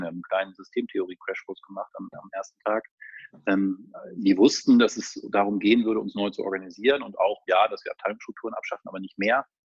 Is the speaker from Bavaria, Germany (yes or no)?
no; Lower Saxony, Germany; moved away as an adult; also born or lived in Lübeck / Hamburg; now in Hanover, Germany; ich komme tatsächlich aus der Region zumindest, also ich bin Niedersachse